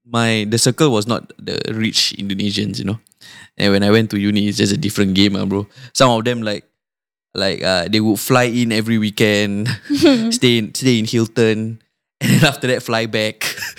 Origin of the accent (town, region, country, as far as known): Singapore; moved away as an adult; also born or lived in Newcastle, United Kingdom